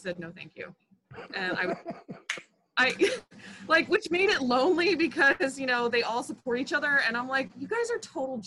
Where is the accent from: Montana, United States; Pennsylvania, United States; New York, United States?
Pennsylvania, United States; Philadelphia; moved away; also born or lived in San Diego, California / Biloxi, Mississippi; I'm originally from Philadelphia, Pennsylvania